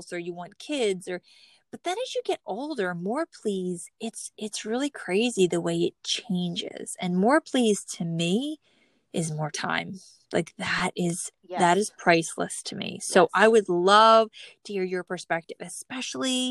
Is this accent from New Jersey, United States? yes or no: yes; New Jersey, United States; born or raised there